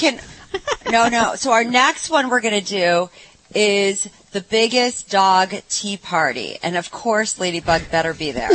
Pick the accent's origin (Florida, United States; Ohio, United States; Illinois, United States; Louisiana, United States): Ohio, United States; I'm from Ohio